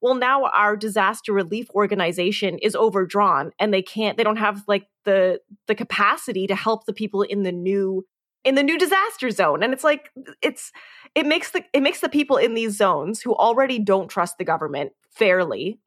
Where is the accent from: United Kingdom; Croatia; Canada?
Canada; We're Canadian